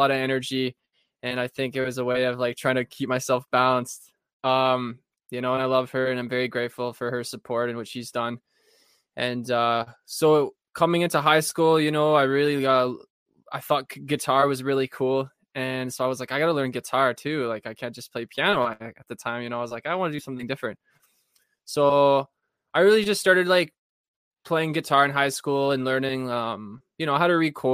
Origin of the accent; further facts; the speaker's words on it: Thunder Bay, Ontario, Canada; I'm from Thunder Bay, Ontario